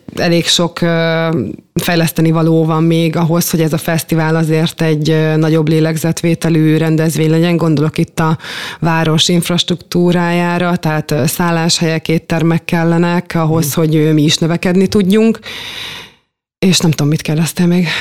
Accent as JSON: {"language": "Hungarian", "town": "Szolnok", "region": "Jász-Nagykun-Szolnok", "country": "Hungary", "tie": "born or raised there", "said": "én gyermekként is itt játszottam, és itt nőttem fel"}